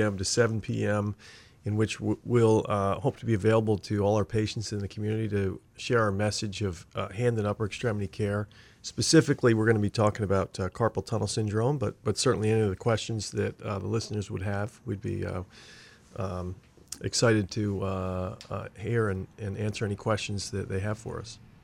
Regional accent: Pennsylvania, United States; now in Maine, United States; I grew up in Pennsylvania, so I'm a big, uh, Philadelphia sports fan

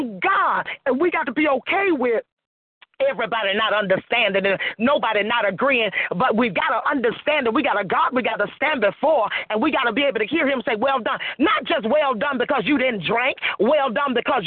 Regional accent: Florida, United States; moved away as an adult; also born or lived in Atlanta, Georgia; now in Virginia, United States; I'm originally from Florida

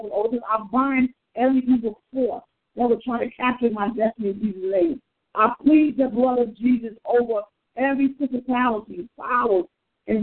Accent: New York City, New York, United States; We grew up together in Queens, New York.

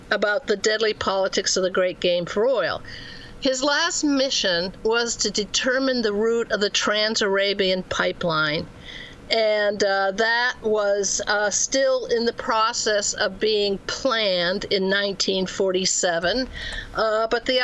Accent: Beirut, Beirut Governorate, Lebanon; born there; I was born in Beirut, where my father was stationed

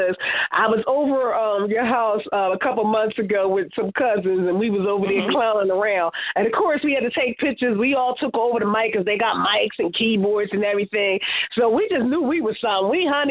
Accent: Philadelphia, Pennsylvania, United States; born or raised there

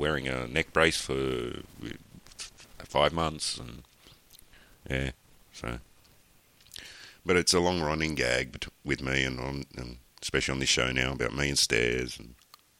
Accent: Australia; being an Australian, because we're all drunks down here

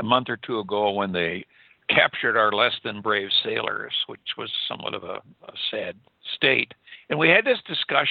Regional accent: Wisconsin, United States; I was raised in Wisconsin

